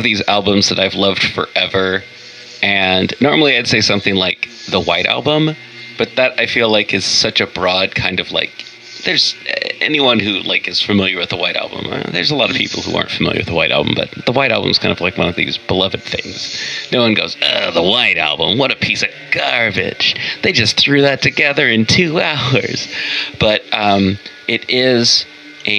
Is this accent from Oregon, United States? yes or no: yes; Portland, Oregon, United States; the music stations I heard growing up in Portland were like soft rock